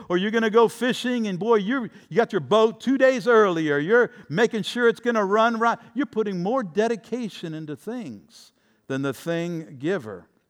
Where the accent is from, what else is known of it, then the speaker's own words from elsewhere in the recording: Tampa, Florida, United States; my hometown team, the Buccaneers